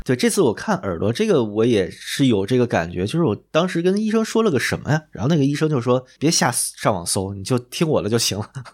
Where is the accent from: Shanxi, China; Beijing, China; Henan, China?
Beijing, China; 我小时候在那个北京医院开的那个两三块钱一支的那个低鼻液